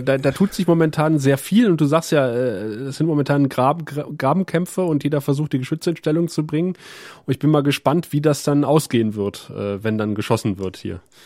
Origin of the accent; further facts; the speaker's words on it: West Germany, Germany; als Wessi